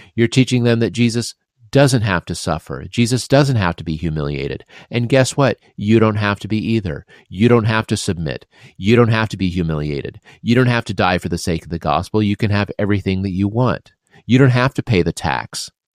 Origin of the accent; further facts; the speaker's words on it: Midwest, United States; you and I grew up in the Midwest